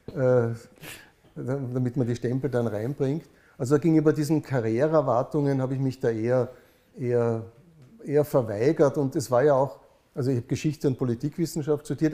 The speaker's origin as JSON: {"language": "German", "region": "Vienna", "country": "Austria", "tie": "born or raised there", "said": "bin ich in Wien aufgewachsen. Schon mein Vater war Wiener"}